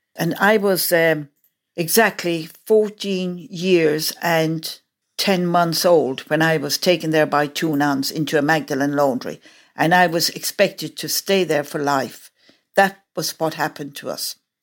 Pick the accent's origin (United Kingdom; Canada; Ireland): Ireland; moved away; I am Irish, we as Irish people, what I know of, growing up there